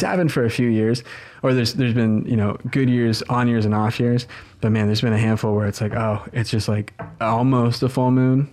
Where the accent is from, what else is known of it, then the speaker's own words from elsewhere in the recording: Southern Oregon, United States; now in Eugene, United States; growing up in Southern Oregon